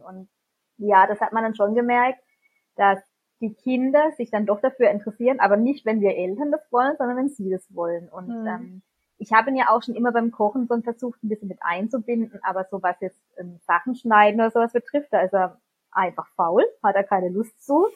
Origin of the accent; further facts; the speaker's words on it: near Baden-Baden, Baden-Württemberg, Germany; wir kommen aus der Nähe von Baden-Baden